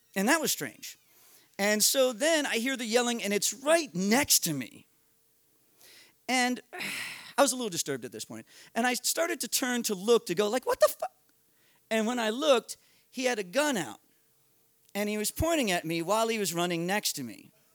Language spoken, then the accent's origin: English; United States; I'm an American in Paraguay